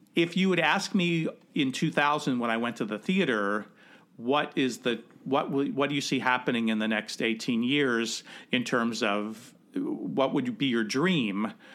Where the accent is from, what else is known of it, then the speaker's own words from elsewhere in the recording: Cincinnati, Ohio, United States; I grew up in Cincinnati.